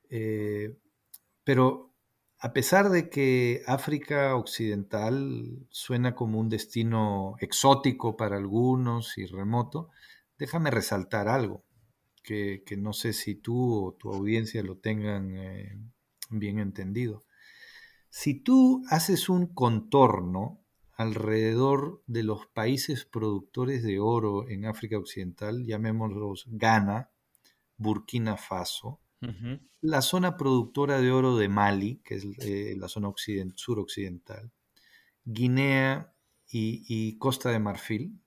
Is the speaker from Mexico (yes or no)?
no; Peru; soy ah, peruano